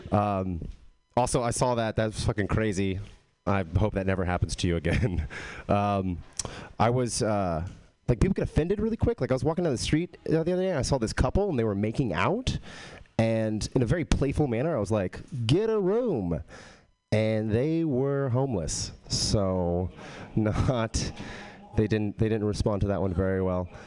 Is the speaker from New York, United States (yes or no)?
no; Texas, United States; I am from Texas but I don't have a Texas accent.